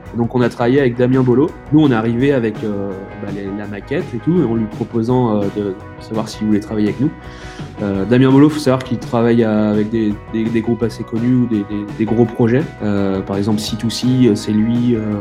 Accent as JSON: {"language": "French", "area": "Vendée", "region": "Pays de la Loire", "country": "France", "said": "on est issu du, de Vendée"}